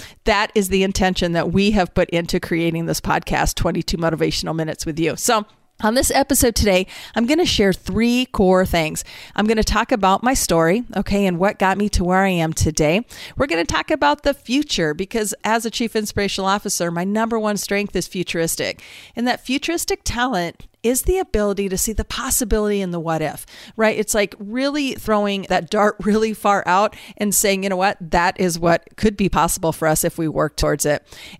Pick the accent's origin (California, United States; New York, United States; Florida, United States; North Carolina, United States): California, United States; born there; also born or lived in Utah / Minnesota / Iowa; I grew up, I was born in California, lived in Utah, moved to Minnesota, ended up in Iowa. I grew up in a single parent household.